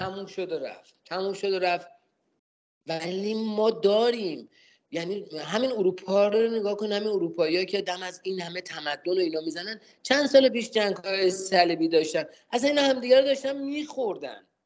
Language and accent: Persian; Tehran, Tehran Province, Iran; اهل تهران هستم